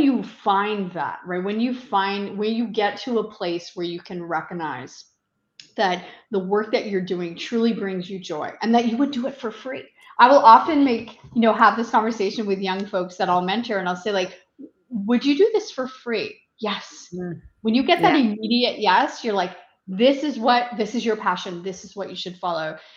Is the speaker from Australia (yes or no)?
no; Eastern Townships, Quebec, Canada; moved away as an adult; now in Ottawa, Canada; Originally, I'm from the Eastern Townships in Quebec, a beautiful uh, part of the country, and I relocated to Ottawa uh, over 25 years ago